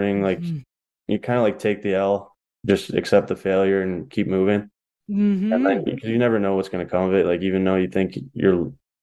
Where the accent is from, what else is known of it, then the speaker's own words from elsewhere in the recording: Ontario, Canada; also born or lived in Toronto / Corunna; I'm back in my hometown doing, like, I have a degree, but I'm just like working construction